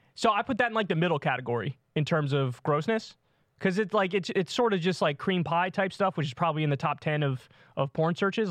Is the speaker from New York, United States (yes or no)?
yes; New York, United States; my home state, New York